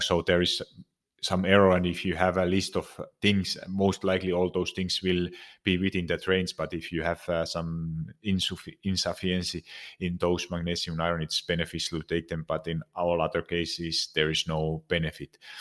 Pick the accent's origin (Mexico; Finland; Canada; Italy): Finland; moved away; I'm originally from Finland